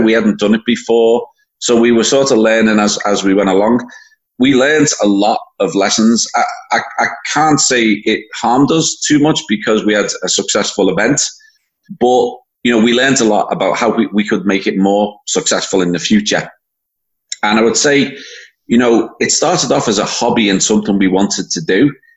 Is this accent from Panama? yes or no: no; Liverpool, North West England, United Kingdom; moved away as an adult; now in Canada; I was born and bred in Liverpool. Uh, moved to Canada at age 26.